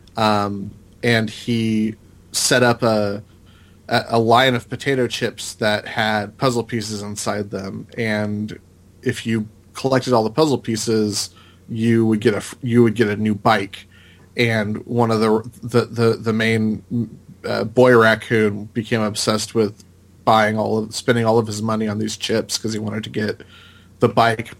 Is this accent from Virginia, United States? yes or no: no; Salinas, California, United States; growing up in Northern California